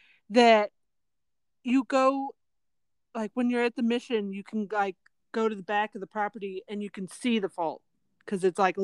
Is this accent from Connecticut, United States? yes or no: no; San Jose, California, United States; where I grew up in South San Jose, like where that big earthquake was in 89, it was in the Santa Cruz Mountains, just like miles away from our house.